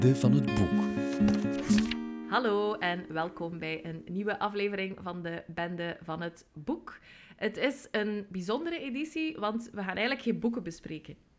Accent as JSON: {"language": "Dutch", "region": "West Flanders", "country": "Belgium", "tie": "born or raised there", "moved": "yes", "lives_now": "Ghent, Belgium", "said": "ik woon in Gent, maar zoals je ongetwijfeld hoort, ben ik geboren in West-Vlaanderen."}